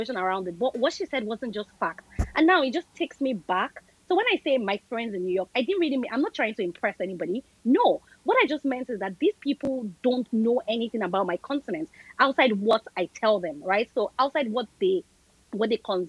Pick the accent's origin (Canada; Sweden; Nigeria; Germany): Nigeria; moved away as an adult; also born or lived in Lagos; now in United States; I'm from Nigeria.